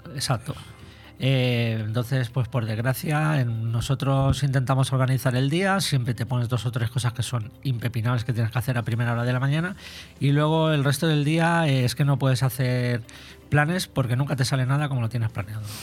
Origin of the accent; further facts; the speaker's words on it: Benidorm, Valencian Community, Spain; soy de aquí de Benidorm